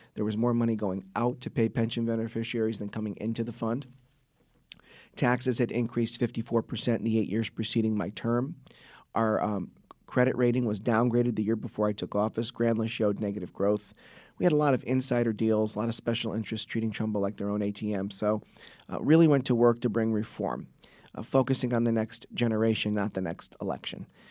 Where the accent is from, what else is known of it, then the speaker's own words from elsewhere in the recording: Trumbull, Connecticut, United States; my hometown of Trumbull, Connecticut.